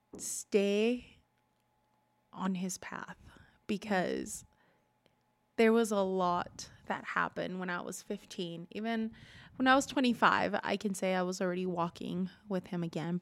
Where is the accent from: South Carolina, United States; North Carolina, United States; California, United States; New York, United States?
California, United States; Culver City; moved away as an adult; also born or lived in Utah; I grew up in California, born in and raised there till I moved to Utah when I was 23